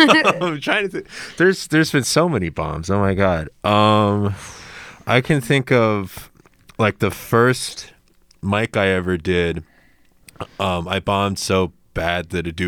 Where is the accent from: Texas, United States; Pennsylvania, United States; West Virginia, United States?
West Virginia, United States; West Virginia.